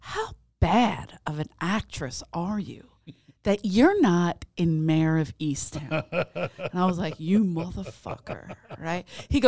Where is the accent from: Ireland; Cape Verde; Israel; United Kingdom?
Ireland; Even as an Irish woman, I'd forgive this English woman.